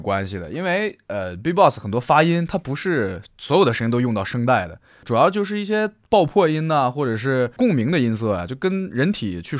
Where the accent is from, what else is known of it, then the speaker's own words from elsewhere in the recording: Shandong, China; 我是山东人。